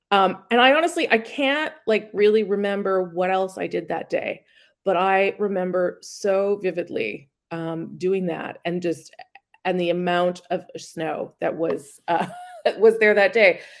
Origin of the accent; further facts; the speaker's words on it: Winnipeg, Manitoba, Canada; now in Ottawa, Canada; I am the chief political correspondent for CBC News, uh, resident of Ottawa, but um, my hometown is Winnipeg.